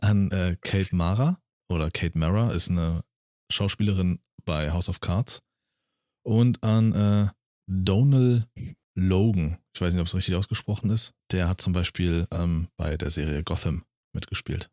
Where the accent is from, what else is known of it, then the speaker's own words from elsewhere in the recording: Berlin, Germany; also born or lived in Thuringia; now in Brandenburg, Germany; war ich selbst als Berliner, war ich ein bunter Hund. Nur weil ich aus Berlin komme